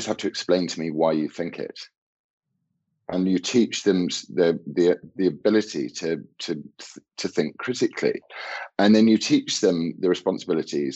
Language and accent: English; United Kingdom